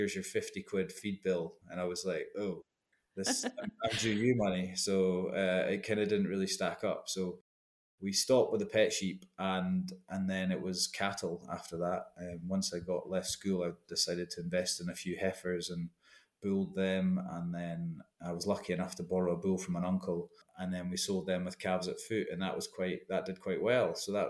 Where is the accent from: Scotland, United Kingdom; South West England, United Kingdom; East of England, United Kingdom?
Scotland, United Kingdom; Tranent; I was born and raised in East Lothian, a wee arable farm called Curlavrock, just outside Trenent on the Ormiston Road.